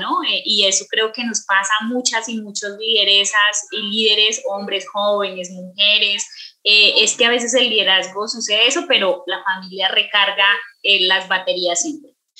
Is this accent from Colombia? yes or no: yes; Mesetas, Meta, Colombia; now in Granada, Colombia; orgullosamente llanera, desde el Meta, vivo en el municipio eh, de Granada Meta, pero nací en Mesetas